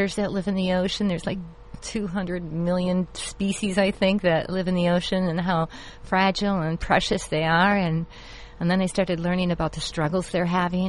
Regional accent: Kenosha, Wisconsin, United States; now in Orange County, United States; I moved here from Wisconsin as well. I grew up just a few blocks from Lake

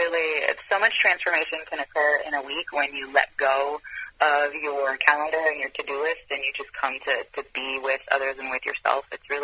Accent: Israel; moved away as an adult; also born or lived in France / Europe; now in California, United States; I spent most of my growing years in Europe. I was born in France, and I grew up in Israel, and I moved to the U.S. When I was 21.

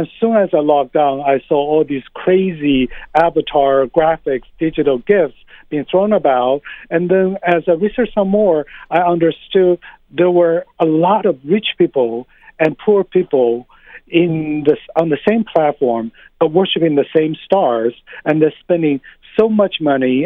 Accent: China; moved away as an adult; also born or lived in United States; now in New York, United States; I grew up in China. I came to the U.S. for grad school. I've been living here for close to 20 years.

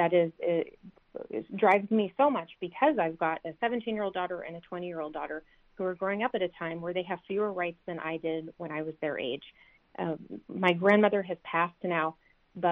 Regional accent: Orange County, California, United States; I'm born and raised in Orange County

